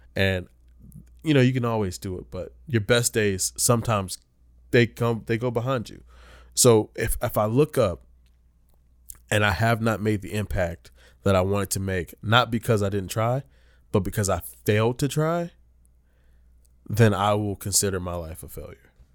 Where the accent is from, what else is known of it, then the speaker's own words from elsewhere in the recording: Rocky Mount, North Carolina, United States; moved away; I'm from Rocky Mountain, North Carolina